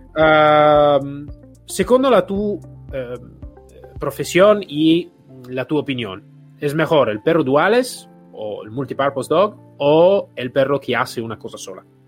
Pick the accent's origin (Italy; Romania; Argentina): Italy; Spanish is a second language; en mi país de origen, ejemplo en Italia